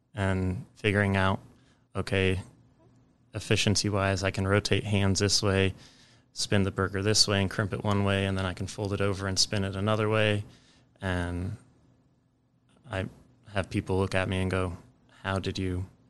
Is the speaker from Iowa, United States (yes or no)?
yes; Ames, Iowa, United States; I grew up in Ames, Iowa